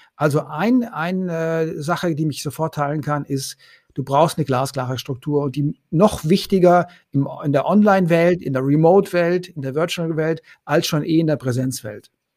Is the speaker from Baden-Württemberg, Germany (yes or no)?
yes; Konstanz, Baden-Württemberg, Germany; moved away as an adult; also born or lived in Paris / Vienna; ich komme ja vom Bodensee aus Konstanz